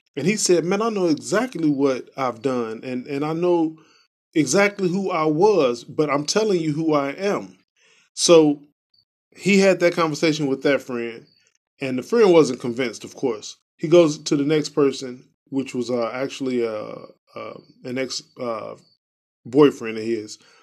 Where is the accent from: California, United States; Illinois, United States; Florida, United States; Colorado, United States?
Illinois, United States; Chicago; I'm from Chicago